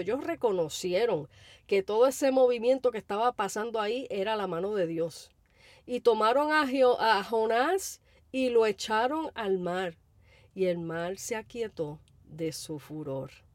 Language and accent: Spanish; Puerto Rico; como decimos en Puerto Rico